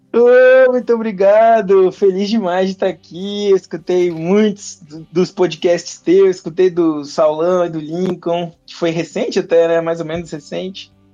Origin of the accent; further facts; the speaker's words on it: Porto Velho, Rondônia, Brazil; eu nasci e me criei em Porto Velho, Rondônia